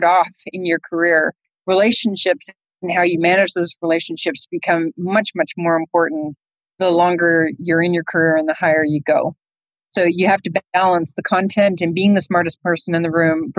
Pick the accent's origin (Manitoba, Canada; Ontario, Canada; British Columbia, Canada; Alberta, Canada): Ontario, Canada; Toronto; moved away as an adult; now in Houston, United States; I'm Canadian. I grew up in Canada and went to high school in Canada, in Toronto